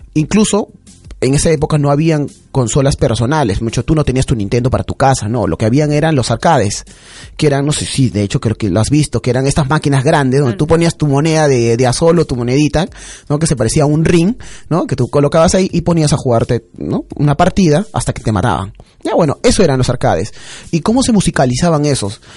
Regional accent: Peru; en el Perú

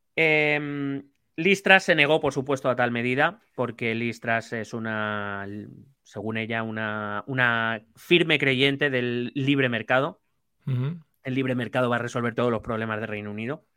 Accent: Spain; Aquí en España

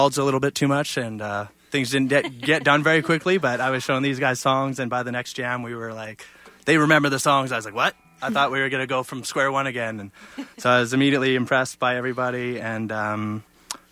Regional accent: Lethbridge, Alberta, Canada; my hometown of Lethbridge

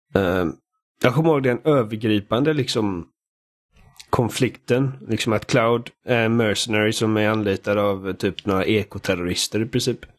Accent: Sweden; Jag är svensk.

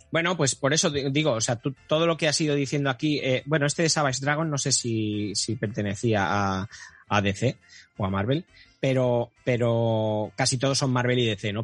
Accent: Catalonia, Spain; soy catalán

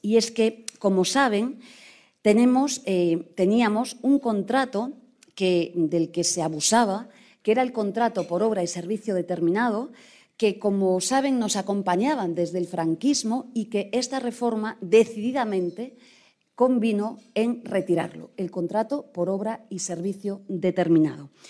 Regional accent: Galicia, Spain; Soy gallega

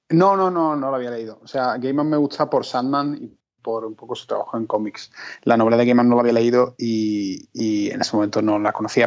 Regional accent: Spain; moved away; éramos como dos españoles

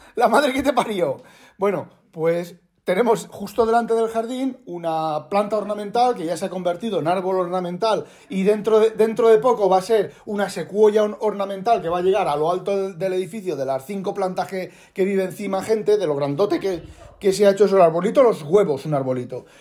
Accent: Spain; now in Netherlands; nosotros somos españoles

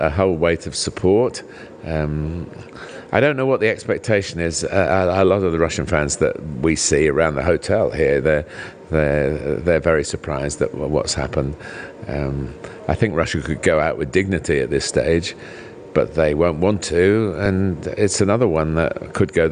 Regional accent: England, United Kingdom; I'm English

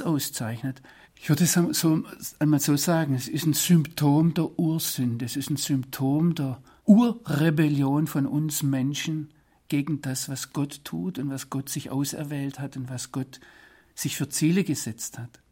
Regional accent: Swabia, Germany; moved away as an adult; now in Israel; als Schwabe

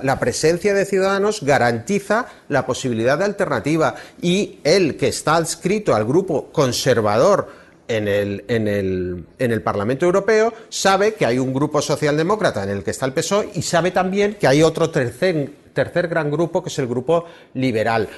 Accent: Barcelona, Catalonia, Spain; como barcelonés

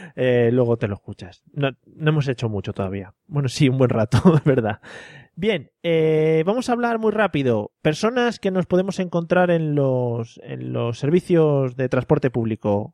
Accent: Madrid, Community of Madrid, Spain; los de Madrid siempre llevamos un bocata de calamares envuelto en albal

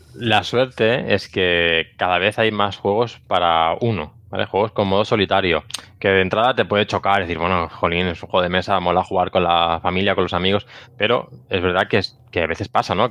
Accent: Barcelona, Catalonia, Spain; yo soy de Barcelona

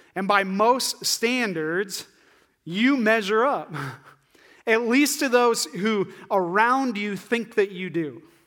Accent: northeast Iowa, United States; also born or lived in Ames, Iowa; I'm from Iowa, uh, like far northeast Iowa.

